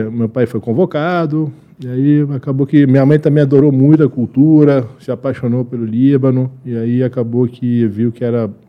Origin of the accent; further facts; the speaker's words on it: Brazil; born there; Mas eu nasci aqui no Brasil